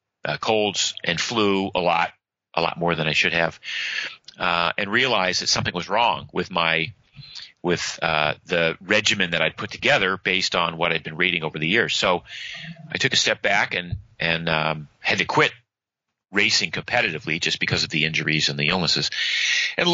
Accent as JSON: {"language": "English", "region": "Maine", "country": "United States", "tie": "born or raised there", "moved": "yes", "lives_now": "Florida, United States", "said": "I grew up in Maine"}